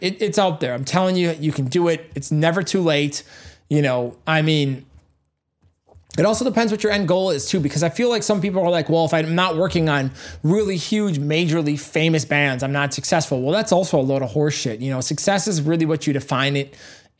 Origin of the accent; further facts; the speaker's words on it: Hubertus, Wisconsin, United States; and I'm a guy who came up from cornfields, okay, literally, I had no mentors. I came from Hubertus, Wisconsin was my first studio.